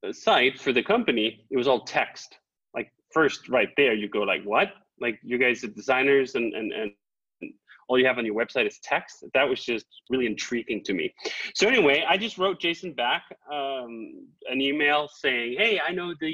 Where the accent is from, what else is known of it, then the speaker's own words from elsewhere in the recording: Copenhagen, Capital Region of Denmark, Denmark; now in Malibu, United States; I'm originally from Copenhagen, Denmark